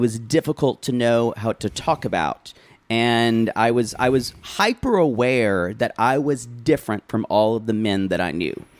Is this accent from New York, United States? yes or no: no; South Carolina, United States; I was a weird kid growing up in South Carolina, rural South Carolina, upstate rural South Carolina